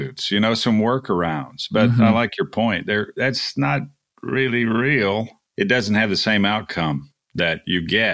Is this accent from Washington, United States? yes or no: no; Texas Gulf Coast, United States; I was raised on the Texas Gulf Coast